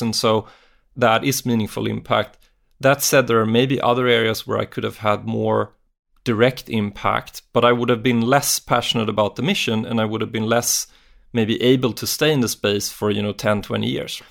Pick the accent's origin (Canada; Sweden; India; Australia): Sweden; I'm from Sweden